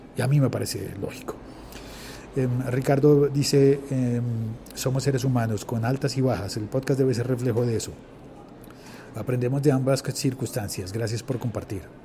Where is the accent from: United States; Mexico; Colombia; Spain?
Colombia; en mi país, en Colombia